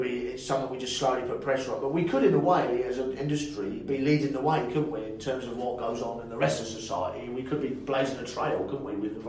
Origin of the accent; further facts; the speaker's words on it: United Kingdom; as British people